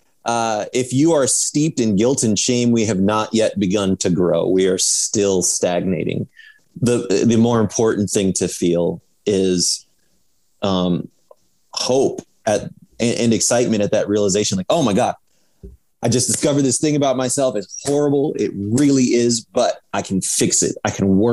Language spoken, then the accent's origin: English; Iowa, United States; growing up in Iowa